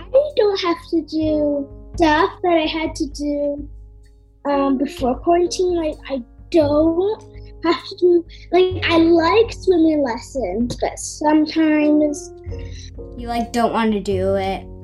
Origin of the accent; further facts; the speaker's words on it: Brooklyn, New York, United States; I'm from Brooklyn, and this is my sister, Ale.